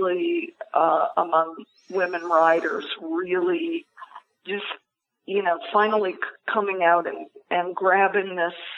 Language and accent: English; Ohio, United States; now in New York, United States; my home state of Ohio